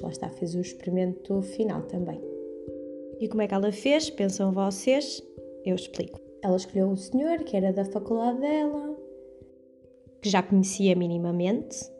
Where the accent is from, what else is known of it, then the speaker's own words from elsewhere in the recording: Porto, Norte, Portugal; moved away as an adult; now in Coimbra, Portugal; sou do Porto, mas estudo em Coimbra